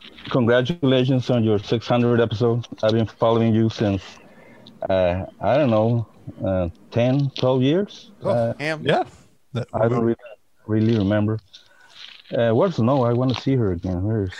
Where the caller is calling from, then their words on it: Tijuana, Baja California, Mexico; Oh, I'm here in my home in Tijuana.